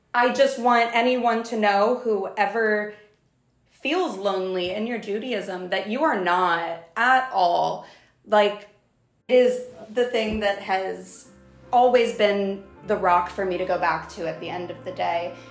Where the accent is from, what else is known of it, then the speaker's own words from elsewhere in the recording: South Texas, United States; moved away as an adult; now in New York, United States; I grew up in South Texas and went to a Jewish preschool